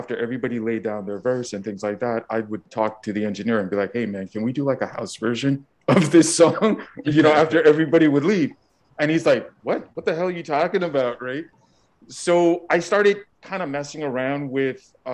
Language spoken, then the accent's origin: English; Montreal, Quebec, Canada; I grew up in Montreal, Canada